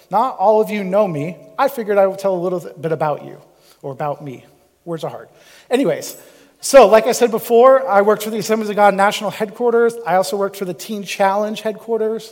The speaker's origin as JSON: {"language": "English", "area": "Cape Cod", "region": "Massachusetts", "country": "United States", "tie": "born or raised there", "also_born_or_lived": "Missouri", "moved": "as an adult", "said": "I'm from Cape Cod, Massachusetts. Like, you know, I grew up on the beach"}